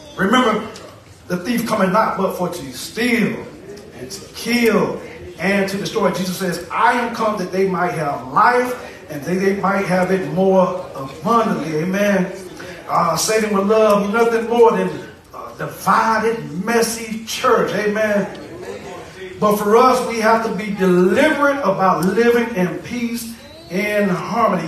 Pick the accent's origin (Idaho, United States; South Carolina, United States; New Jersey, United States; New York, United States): South Carolina, United States; now in Chesapeake, United States; I'm from South Carolina